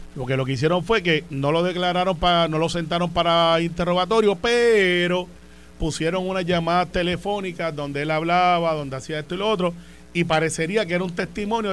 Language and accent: Spanish; Puerto Rico; como buen puertorriqueño